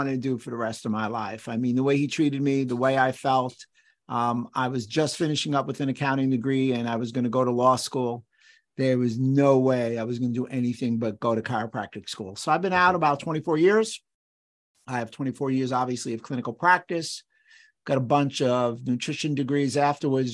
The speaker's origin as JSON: {"language": "English", "town": "New York City", "region": "New York", "country": "United States", "tie": "born or raised there", "said": "I grew up in New York City in the borough of the Bronx"}